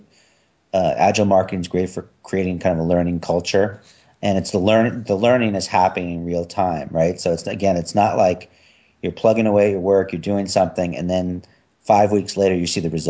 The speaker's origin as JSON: {"language": "English", "region": "New York", "country": "United States", "said": "I'm from New York"}